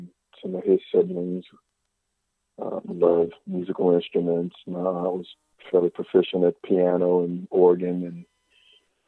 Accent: Washington, District of Columbia, United States; also born or lived in Indianapolis, Indiana / Virginia / Maryland; I was born and raised in Washington, D.C.

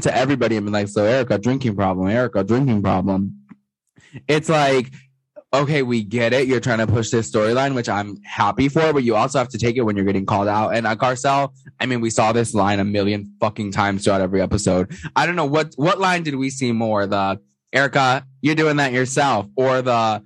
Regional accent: New York City, New York, United States; I'm a New Yorker

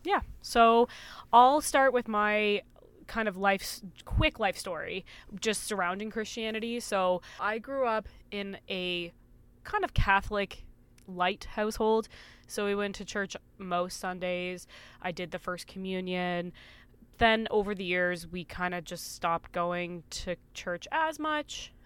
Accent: Canada; we grew up together in Canada

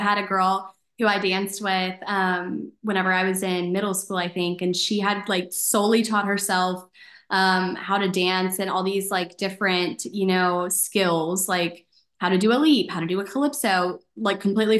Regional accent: Dallas, Texas, United States; I'm from Dallas. So, you know, I grew up watching DCC and the Dallas Cowboys.

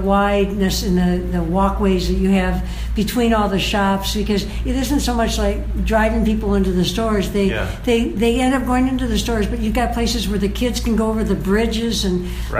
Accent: Detroit, Michigan, United States; now in Waikoloa Village, United States; Detroit being my hometown.

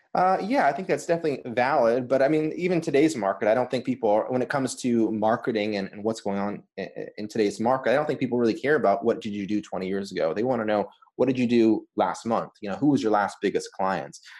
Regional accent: Los Angeles, California, United States; moved away as an adult; also born or lived in Boston; I grew up in Los Angeles, California

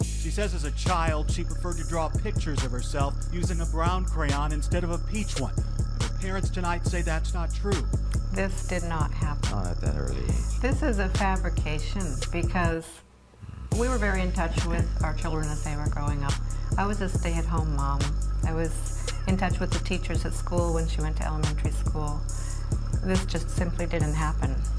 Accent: Norfolk, Virginia, United States; I'm from Norfolk, Virginia. Shout out to um, the Tidewater area

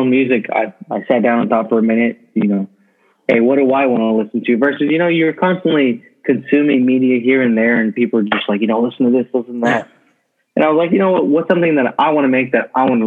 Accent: Fort Worth, Texas, United States; I am from Fort Worth, Texas. Born and raised

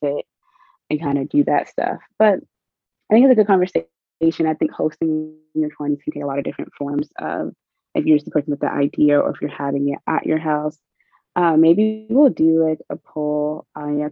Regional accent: the South, United States; growing up in the South

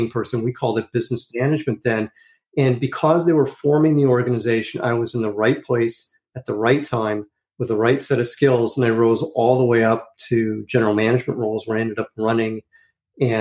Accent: Chicago, Illinois, United States; also born or lived in New York; now in California, United States; I grew up in Chicago, and then my family moved to New York for a couple of years, and then to California. And I've been in California ever since

